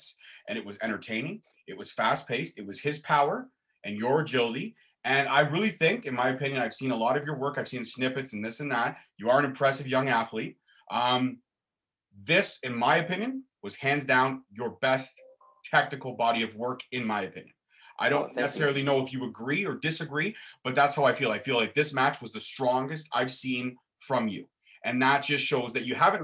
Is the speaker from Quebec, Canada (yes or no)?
no; Brampton, Ontario, Canada; We're both from Brampton